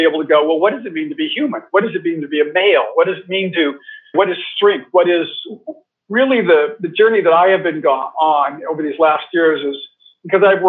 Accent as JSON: {"language": "English", "country": "United States", "tie": "born or raised there", "moved": "as an adult", "said": "I grew up in America, so rather monoculture"}